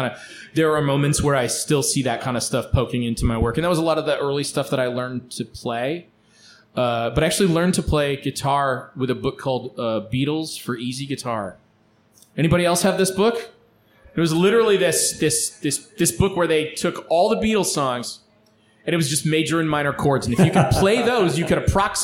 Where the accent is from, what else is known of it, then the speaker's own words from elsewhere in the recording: Lansing, Michigan, United States; I grew up around Lansing, Michigan